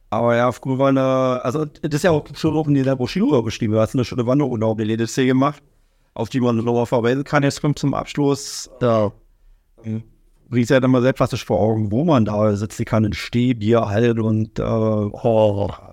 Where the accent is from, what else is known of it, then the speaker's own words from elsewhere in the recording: Oranienburg, Brandenburg, Germany; also born or lived in Berlin; ich bin in der Neustadt groß geworden